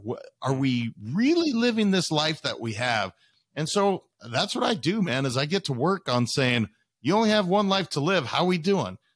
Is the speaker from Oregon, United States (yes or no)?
no; Montana, United States; also born or lived in Wisconsin / Idaho; I had lived in Montana the majority of my life. I'd lived in Idaho and, and I was born in Wisconsin, but the majority of my life was in Montana